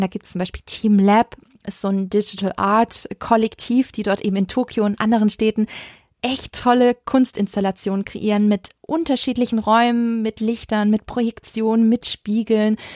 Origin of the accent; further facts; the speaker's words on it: Stuttgart, Baden-Württemberg, Germany; Meine Heimatstadt Stuttgart